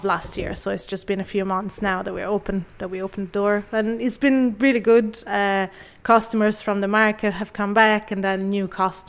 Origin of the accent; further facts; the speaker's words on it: Florence, Tuscany, Italy; now in Ireland; I am. I'm from Florence originally. I have been living here 16 years this year. And yes, I pick up the accent quite a bit.